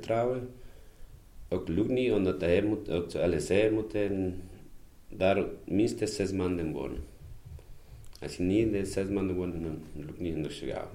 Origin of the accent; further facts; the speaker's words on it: Ecuador; Dutch is a second language; moved away as an adult; also born or lived in Kontich; now in Mechelen, Belgium; ik ben uit Ecuador.